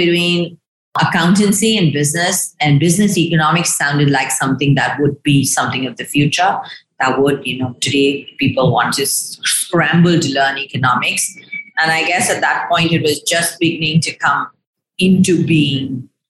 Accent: Shillong, Meghalaya, India; also born or lived in Delhi; While I was born in Delhi, my formative years at sort of schooling were in a place called Shillong. It's in a state called Meghalaya in the northeast of India.

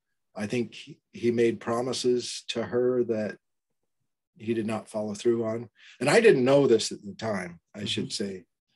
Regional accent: Burley, Idaho, United States; And so I was born in Southern California, but then we moved back to Idaho when I was very young, before my memories started, about a year and a half, and then lived on a farm outside of Burley, Idaho, along the Snake River.

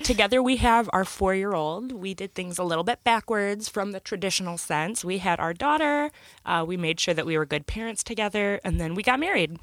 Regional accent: Michigan, United States; we're from Michigan

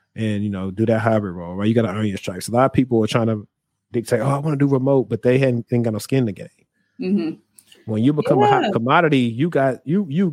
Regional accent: Shreveport, Louisiana, United States; moved away; also born or lived in Dallas, Texas; my hometown of Shreveport

